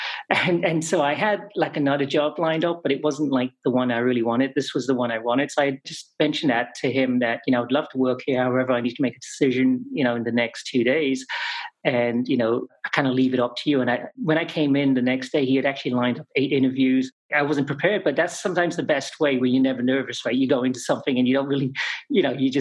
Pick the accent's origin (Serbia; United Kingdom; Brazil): United Kingdom; England; moved away as an adult; I grew up in England for the most part